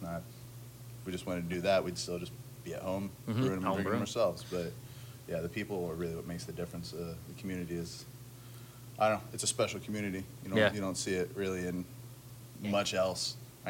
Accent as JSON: {"language": "English", "region": "Florida", "country": "United States", "tie": "born or raised there", "also_born_or_lived": "Louisville", "said": "We moved down here. When I was a kid. This is home."}